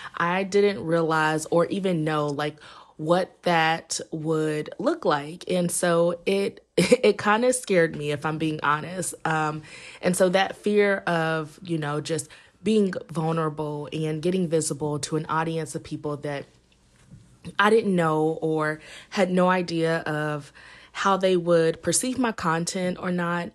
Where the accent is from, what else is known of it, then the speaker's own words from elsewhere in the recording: Indiana, United States; moved away as an adult; now in Los Angeles, United States; I'm originally from Indiana, and I currently live in Los Angeles